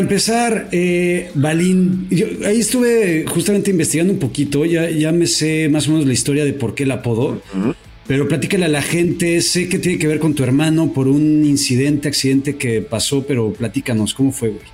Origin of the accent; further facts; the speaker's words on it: Mexico; yo como mexicano